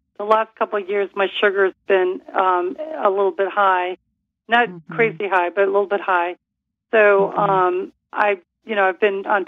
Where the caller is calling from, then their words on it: Florida, United States; I'm calling from Florida